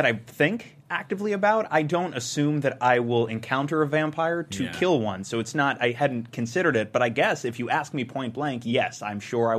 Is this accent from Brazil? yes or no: yes; Brazil; moved away; I was born in Brazil.